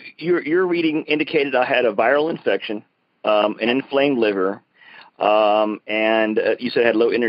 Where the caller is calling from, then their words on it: Broken Arrow, Oklahoma, United States; I'm calling from Broken Arrow, Oklahoma